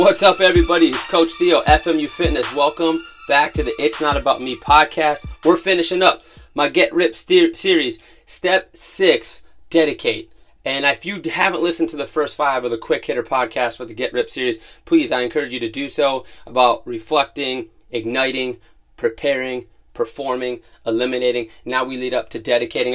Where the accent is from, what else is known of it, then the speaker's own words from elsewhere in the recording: Youngstown, Ohio, United States; I grew up in Youngstown, Ohio, in a full-blooded Italian family